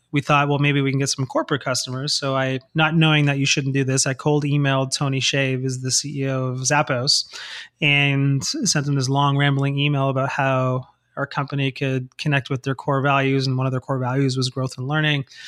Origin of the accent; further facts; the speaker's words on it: Toronto, Ontario, Canada; now in San Antonio, United States; I'm originally from Toronto